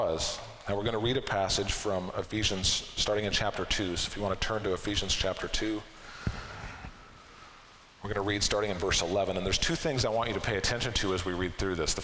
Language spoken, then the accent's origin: English; Arlington, Washington, United States; I grew up in Arlington